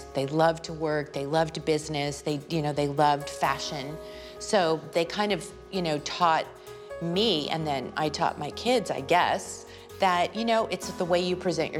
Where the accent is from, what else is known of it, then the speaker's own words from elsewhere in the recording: San Diego, California, United States; also born or lived in La Jolla; Was born and raised in San Diego